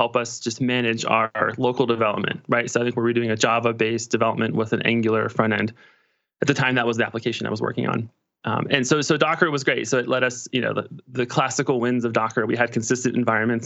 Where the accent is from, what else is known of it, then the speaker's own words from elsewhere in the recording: Pittsburgh, Pennsylvania, United States; I'm from Pittsburgh, Pennsylvania